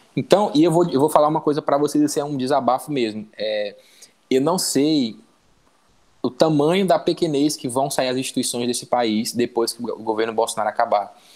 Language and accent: Portuguese; Maranhão, Brazil; E eu sou maranhense